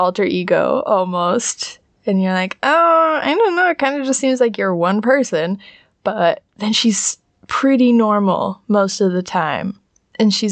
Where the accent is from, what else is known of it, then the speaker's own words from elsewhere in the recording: United States; I'm an American